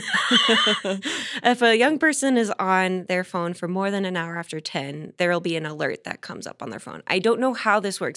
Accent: Southern California, United States; now in Denver, United States; I'm from Southern California

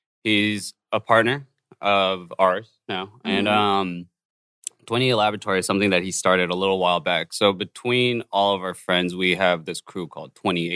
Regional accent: Oregon, United States; moved away; I'm from a very obscure area. Oregon.

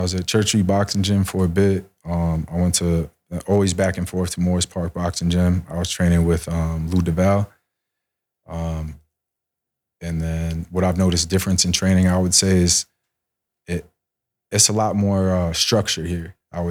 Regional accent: Rio Piedras, Puerto Rico; born there; I don't speak Spanish at all. I was born in Puerto Rico. I was born in Rio Piedra.

